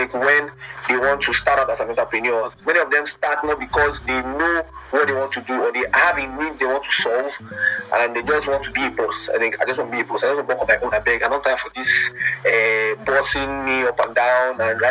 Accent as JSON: {"language": "English", "country": "Nigeria", "said": "as a Nigerian"}